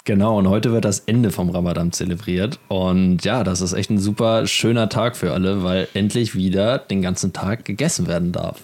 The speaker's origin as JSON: {"language": "German", "country": "Germany", "said": "wir als Deutsche"}